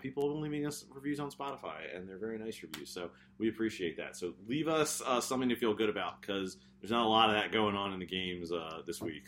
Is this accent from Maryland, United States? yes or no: yes; Baltimore, Maryland, United States; accent: Baltimore; my Baltimore accent